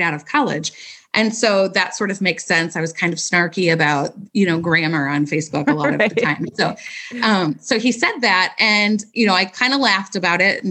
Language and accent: English; St. Louis, Missouri, United States; also born or lived in Springfield, Missouri; I've been born and raised in St. Louis